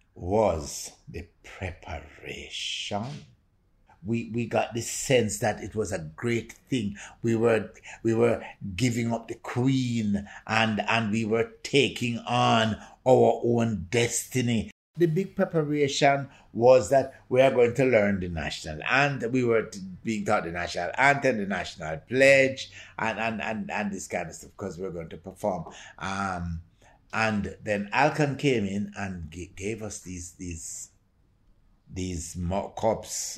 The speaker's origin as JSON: {"language": "English", "country": "Jamaica", "said": "I feel very proud to be Jamaican."}